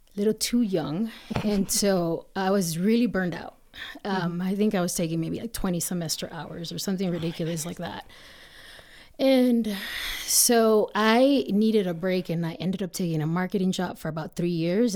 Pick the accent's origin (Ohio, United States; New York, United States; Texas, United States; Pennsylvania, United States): Texas, United States; moved away as an adult; also born or lived in Miguel Alemán, Tamaulipas, Mexico; now in Colorado, United States; we eventually ended up moving to Texas, which is where I grew up, um, most of the time.